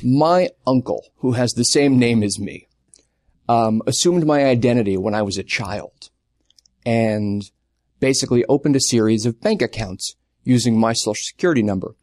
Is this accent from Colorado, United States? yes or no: no; Long Island, New York, United States; moved away as an adult; now in Los Angeles, United States; I grew up on Long Island, twenty minutes away from where Billy Joel grew up